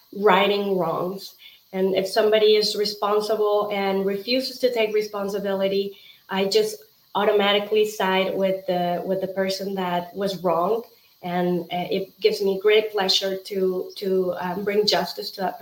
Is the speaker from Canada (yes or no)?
no; Mexico; moved away as an adult; now in United States; I'm originally from Mexico